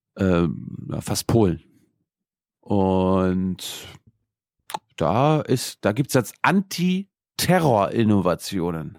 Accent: Mecklenburg-Vorpommern, Germany; moved away; meine Heimat

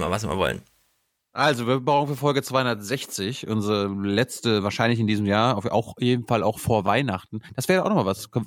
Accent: Northern Germany, Germany; Als Norddeutscher kann ich dir das bestätigen.

